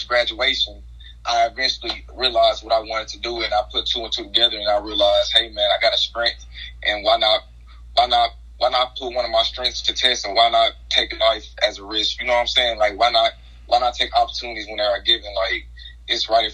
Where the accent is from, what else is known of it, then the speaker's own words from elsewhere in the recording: Hayti, Missouri, United States; I'm from Hayton, Missouri. That's in the area, you know, of southeast Missouri